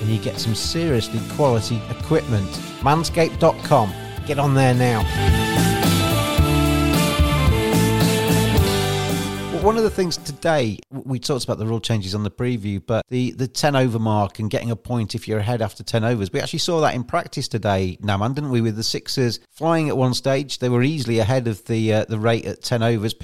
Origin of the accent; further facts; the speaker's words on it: England, United Kingdom; an Englishman